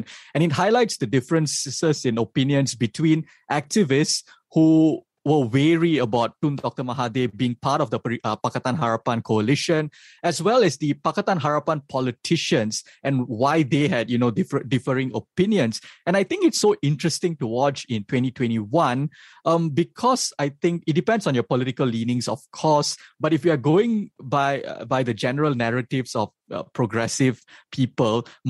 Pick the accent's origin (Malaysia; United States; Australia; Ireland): Malaysia